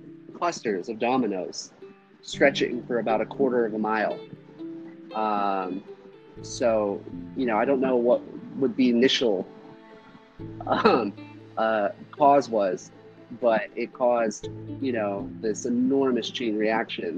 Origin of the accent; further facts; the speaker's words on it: Nevada, United States; growing up in Nevada and instead